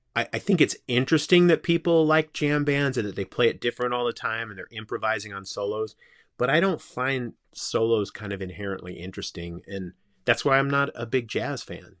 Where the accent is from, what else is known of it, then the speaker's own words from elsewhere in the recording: Simi Valley, California, United States; I grew up in Simi Valley, which was, um, on the edge of Ventura County.